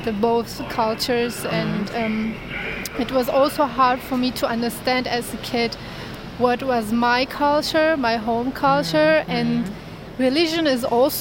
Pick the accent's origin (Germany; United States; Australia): Germany; I have Turkish backgrounds, but I was born here in Germany and raised up here in Germany.